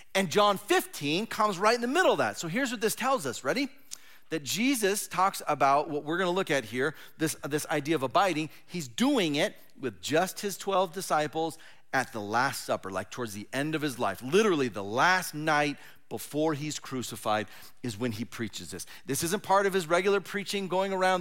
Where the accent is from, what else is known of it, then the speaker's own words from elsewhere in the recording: Southern California, United States; moved away as an adult; also born or lived in Fresno, California; now in Oregon, United States; I was born and raised in Southern California